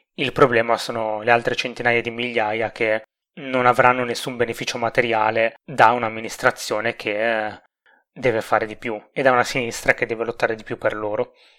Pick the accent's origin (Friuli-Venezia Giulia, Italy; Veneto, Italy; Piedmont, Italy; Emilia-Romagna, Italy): Emilia-Romagna, Italy